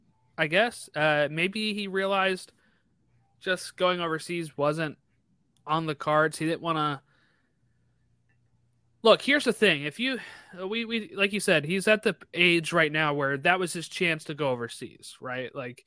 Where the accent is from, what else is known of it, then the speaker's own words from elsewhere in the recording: Illinois, United States; I can get Chicago because I'm from Illinois.